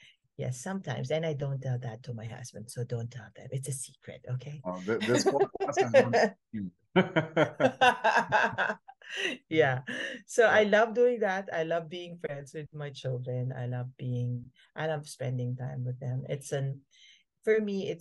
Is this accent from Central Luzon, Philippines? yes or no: no; Manila, Metro Manila, Philippines; also born or lived in Bohol; I was born in Bohol, but Bohol is in Visayas, for your information. So it's near Cebu, Indra. Okay. I was born there, but before I turned one, I was moved here in Manila